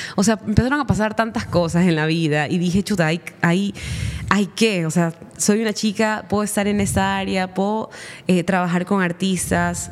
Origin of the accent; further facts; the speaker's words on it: Guayaquil, Guayas, Ecuador; also born or lived in Manabí; yo nací en Guayaquil